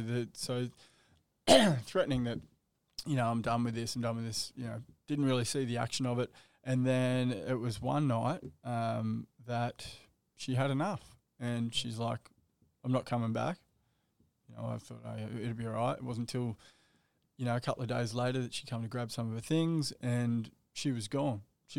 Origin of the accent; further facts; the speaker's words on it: Surfers Paradise, Queensland, Australia; also born or lived in Western Sydney; you moved up to the Gold Coast when I was 13 from Western Sydney. Grew up in Surfers Paradise. I still live there today.